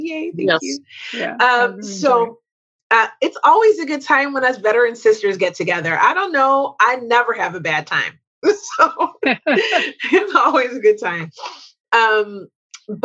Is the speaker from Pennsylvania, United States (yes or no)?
yes; Glenolden, Pennsylvania, United States; My hometown.